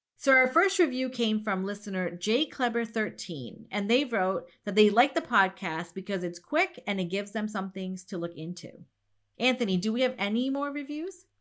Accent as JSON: {"language": "English", "country": "India", "said": "I'm from India"}